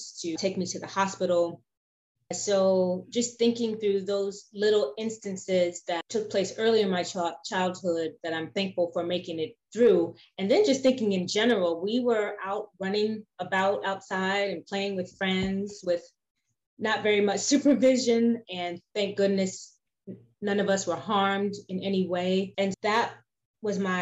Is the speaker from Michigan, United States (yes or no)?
no; New York City, New York, United States; I was born in Brooklyn, New York, in a part of Brooklyn called Bedford-Stuyvesant, which back in those days was one of the rougher areas in Brooklyn. Right now it's getting gentrified, so it's kinder and gentler in some areas, but not so much when I was growing up there.